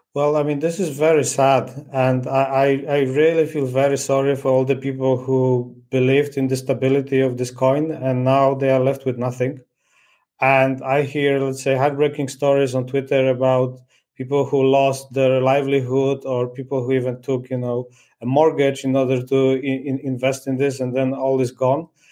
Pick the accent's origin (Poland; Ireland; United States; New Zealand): Poland; now in Portugal; I'm originally from from Poland. now I'm, I'm based in in Portugal